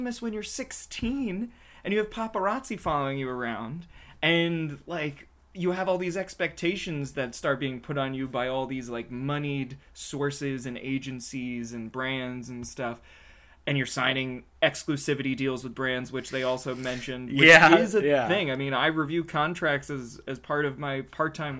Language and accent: English; the South, United States; moved away as an adult; now in Los Angeles, United States; I'm from the South where it's like you literally like say hello to everyone you pass on the street